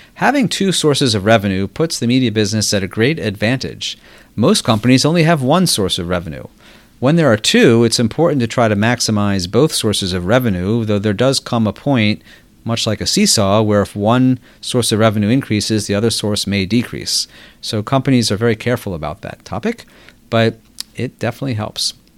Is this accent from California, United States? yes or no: no; Baltimore, Maryland, United States; moved away as an adult; also born or lived in New York; I grew up in Baltimore before attending college at Harvard University